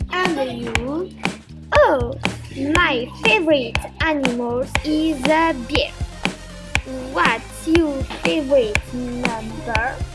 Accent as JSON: {"language": "English", "town": "Lausanne", "region": "Vaud", "country": "Switzerland", "second_language": "English", "said": "We're from Lausanne."}